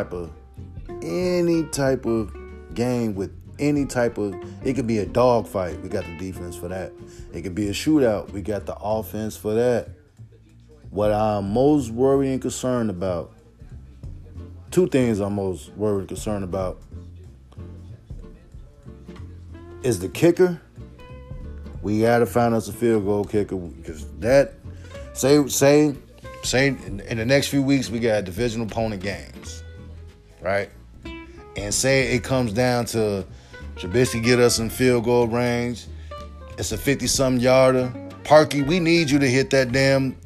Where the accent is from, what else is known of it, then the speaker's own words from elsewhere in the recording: Chicago, Illinois, United States; my hometown team, my Chicago Bears